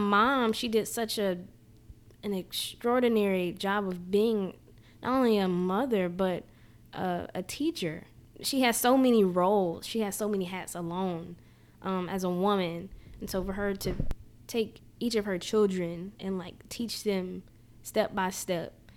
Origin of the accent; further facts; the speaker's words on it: Jackson, Mississippi, United States; I born and raised in Jackson